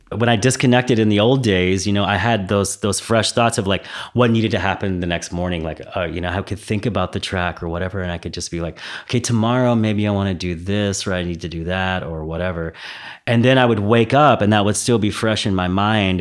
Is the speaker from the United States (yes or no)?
yes; Texas, United States; now in Berlin, Germany; I'm from Texas, so I, you know, I was born in Texas